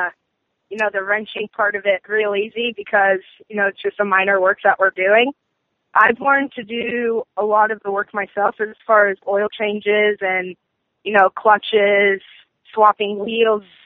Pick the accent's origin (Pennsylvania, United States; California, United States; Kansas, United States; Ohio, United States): California, United States; Temecula; I just turned 15, and I'm from Temecula, California